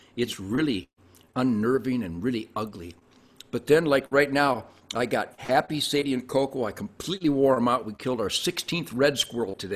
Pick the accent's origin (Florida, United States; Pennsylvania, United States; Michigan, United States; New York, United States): Michigan, United States; Detroit; I was born in Detroit in 1948